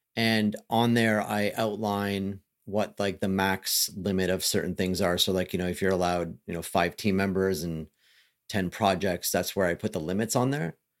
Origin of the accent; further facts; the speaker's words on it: Canada; I'm Canadian